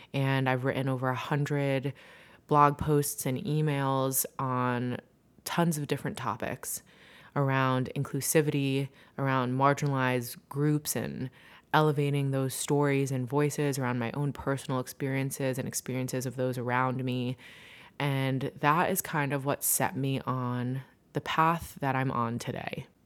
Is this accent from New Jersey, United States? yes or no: yes; New Jersey, United States; moved away as an adult; now in Brooklyn, New York, United States; I'm originally from New Jersey